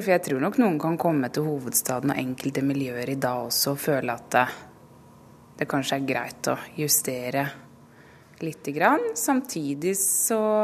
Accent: Vestfold, Norway; now in Oslo, Norway; Jeg er jo fra Vestfold

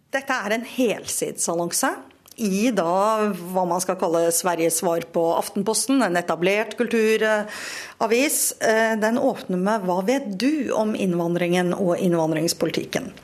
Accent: Norway; jeg er norsk og ikke svensk

